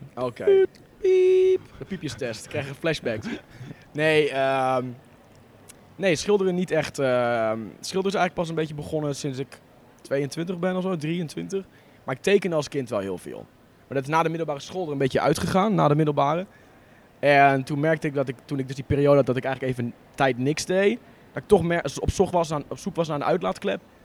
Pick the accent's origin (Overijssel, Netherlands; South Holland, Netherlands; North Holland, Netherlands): Overijssel, Netherlands; Borne; moved away as an adult; also born or lived in Enschede; ik kom uit een dorpje in, uh, in Twente, Borne